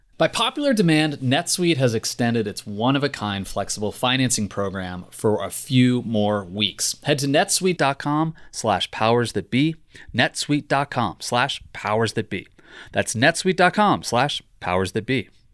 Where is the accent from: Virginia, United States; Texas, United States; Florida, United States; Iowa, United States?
Virginia, United States; I'm from Virginia